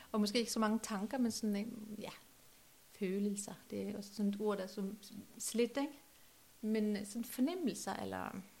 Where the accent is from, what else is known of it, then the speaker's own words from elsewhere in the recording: Norway; now in Trelde Næs, Denmark; Norge, der hvor jeg kommer fra